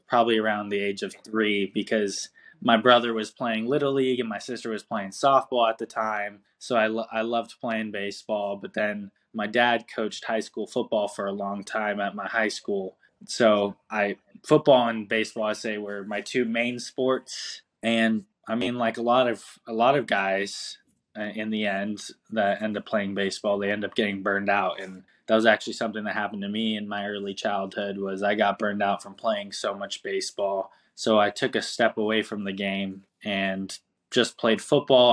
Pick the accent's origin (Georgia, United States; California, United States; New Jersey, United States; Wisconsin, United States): California, United States; Pasadena; I grew up in Pasadena, California